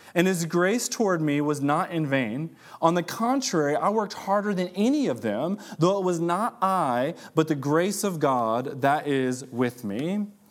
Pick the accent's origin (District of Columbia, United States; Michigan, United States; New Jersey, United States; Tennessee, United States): Michigan, United States; Detroit; moved away; I'm from Detroit originally, and, uh, I grew up in the hood